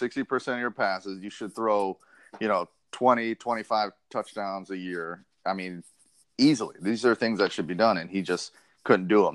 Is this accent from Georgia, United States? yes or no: no; New York, United States; now in Florida, United States; I was born in New York, so my whole family is Giants and Jets fans